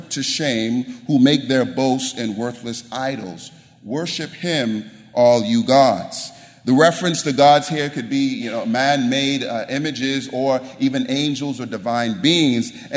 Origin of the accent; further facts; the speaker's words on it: the deep South, United States; moved away as an adult; I'm from the deep South. I'm from the island, so you can't get any more Southern than me